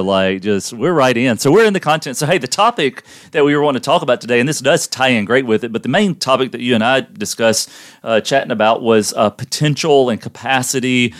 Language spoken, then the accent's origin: English; Louisiana, United States; we're from Louisiana